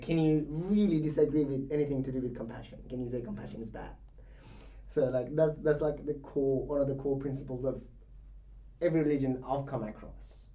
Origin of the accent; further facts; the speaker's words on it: Iran; moved away; I was born in Iran. Yeah. So being born in Iran, you're in the middle of the religion